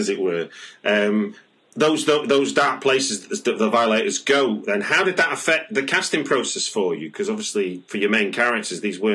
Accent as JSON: {"language": "English", "town": "Manchester", "region": "North West England", "country": "United Kingdom", "said": "as you can probably tell from my accent, I'm from Manchester"}